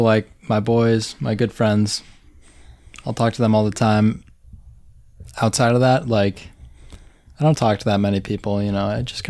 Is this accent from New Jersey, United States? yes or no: no; Connecticut, United States; Yeah, I'm from Connecticut.